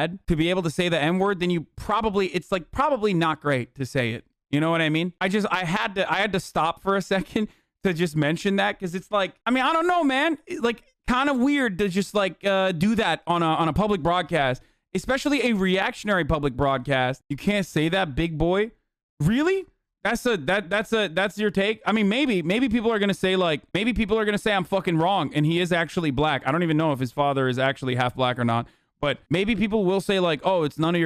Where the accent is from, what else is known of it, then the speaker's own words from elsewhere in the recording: Turkey; moved away; I grew up in Turkey, far away from black culture